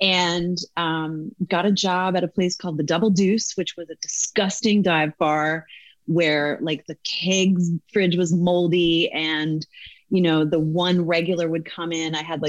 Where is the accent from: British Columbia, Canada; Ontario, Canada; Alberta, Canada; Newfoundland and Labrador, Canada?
Newfoundland and Labrador, Canada; moved away as an adult; now in United States; I grew up in Newfoundland.